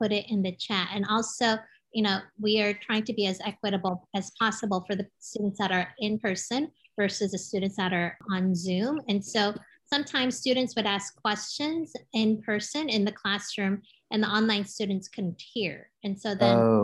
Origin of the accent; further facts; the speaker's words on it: United States; also born or lived in Seoul, South Korea; I moved to the States when I was 8 years old